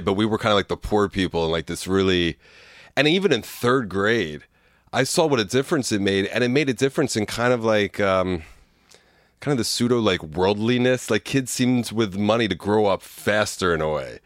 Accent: Bucks County, Pennsylvania, United States; also born or lived in Philadelphia / Warrington; I was born in the city in the Northeast.

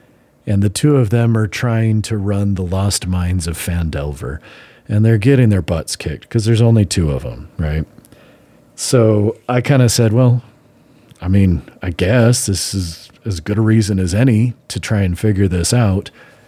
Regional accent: Utah, United States; at least in northern Utah, where we grew up in the Mormon subculture community, somebody decided that it was of the devil, that it was satanic back in the 80s.

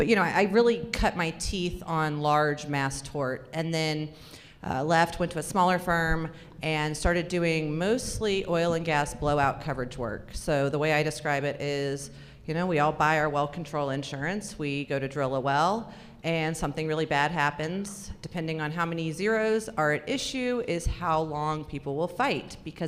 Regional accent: Florida, United States; also born or lived in California / Alabama; So I grew up in Florida, California, Alabama.

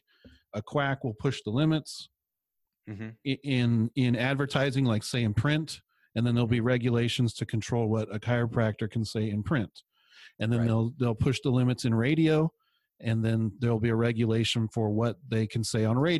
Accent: San Luis Obispo, California, United States; I grew up in San Luis Obispo

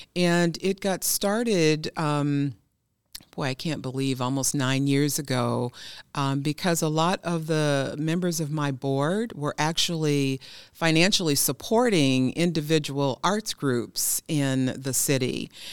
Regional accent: Milwaukee, Wisconsin, United States; I am born and raised in Milwaukee

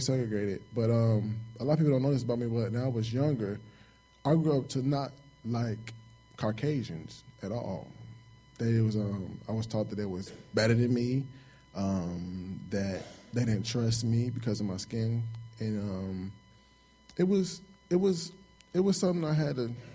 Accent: Chicago, Illinois, United States; moved away as an adult; I'm from Chicago, South Side Chicago. I grew up there all my life

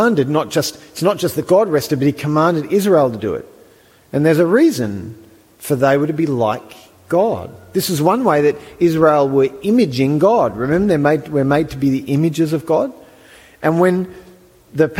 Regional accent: Australia; I'm an Australian

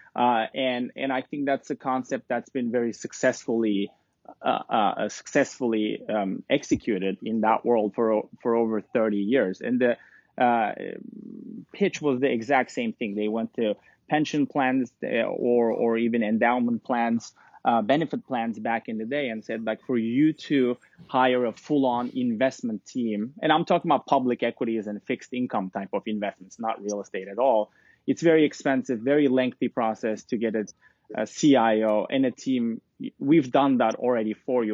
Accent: Istanbul, Turkey; also born or lived in London; now in New York, United States; I'm originally from Istanbul, Turkey

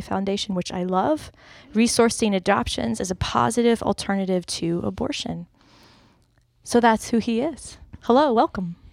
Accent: North Carolina, United States; I'm from North Carolina.

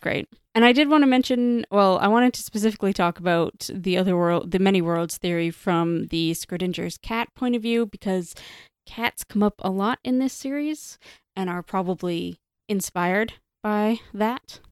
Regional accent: Canada

